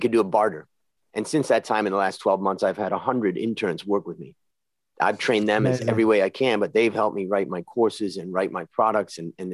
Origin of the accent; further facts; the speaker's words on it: Ohio, United States; now in Thailand; I grew up in Ohio